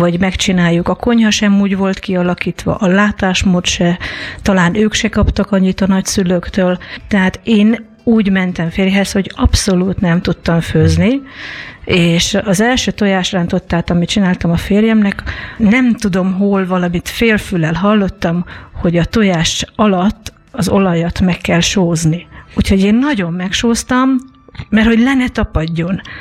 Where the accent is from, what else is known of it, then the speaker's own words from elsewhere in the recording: Veszprém, Veszprém County, Hungary; Mi a Veszprémben, a 20 emeletesben laktunk